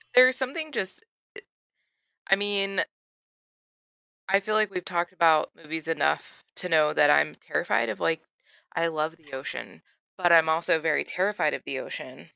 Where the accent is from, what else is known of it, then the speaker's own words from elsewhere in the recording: Florida, United States; I grew up in Florida, and I went to the beach a lot and swam in the ocean a lot